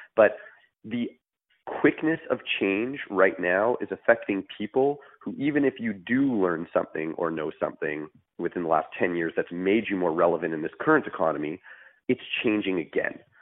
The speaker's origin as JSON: {"language": "English", "town": "Montreal", "region": "Quebec", "country": "Canada", "moved": "yes", "said": "I'm originally from Montreal"}